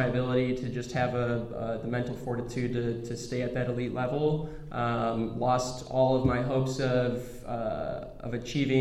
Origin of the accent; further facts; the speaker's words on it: Chicago, Illinois, United States; moved away as an adult; also born or lived in Denver; so I grew up in the Chicagoland area, southwest suburbs, born and raised there from birth through going to college.